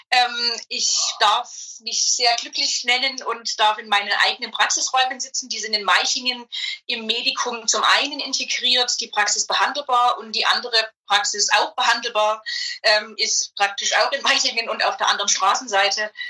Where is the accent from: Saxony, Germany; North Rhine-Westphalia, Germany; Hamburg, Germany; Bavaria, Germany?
Saxony, Germany; Zwickau; accent: Saxon; Aus der schönen Stadt Zwickau also, die man kennen muss, weil das praktisch der Nabel der Welt ist.